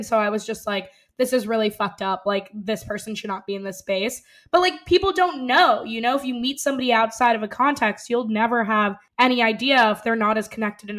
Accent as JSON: {"language": "English", "town": "New York City", "region": "New York", "country": "United States", "tie": "born or raised there", "said": "I grew up on the Upper West Side, like most of my like best friends are Jewish."}